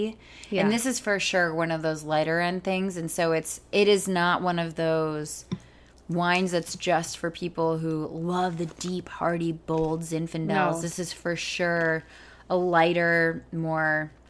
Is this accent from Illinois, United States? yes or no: yes; Illinois, United States; What about Illinois, my home state?